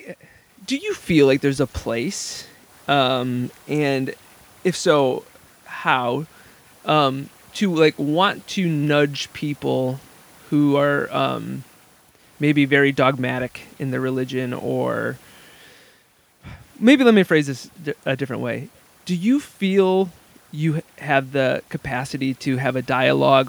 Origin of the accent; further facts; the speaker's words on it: Grandville, Michigan, United States; I grew up in Granville, Michigan, where Rob Bell had his church